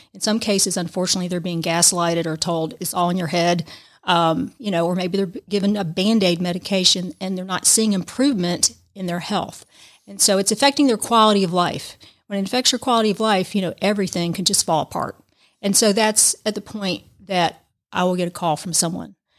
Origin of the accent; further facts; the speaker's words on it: Georgia, United States; moved away as an adult; also born or lived in Tampa Bay area, Florida / Savannah, Georgia; lived in the Tampa Bay area for nine years, although I'm from Georgia.